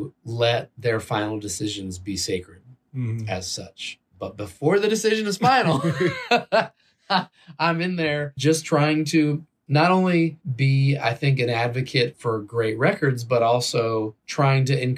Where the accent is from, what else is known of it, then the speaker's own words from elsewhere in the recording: Bay Area, California, United States; I grew up in the Bay Area where you have kids listening to hip hop right next to the punkers and the metalheads